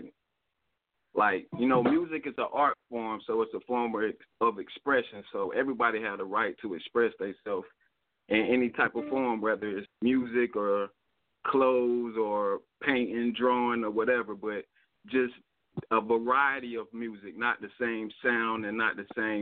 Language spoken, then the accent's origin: English; United States; I'm from Carolina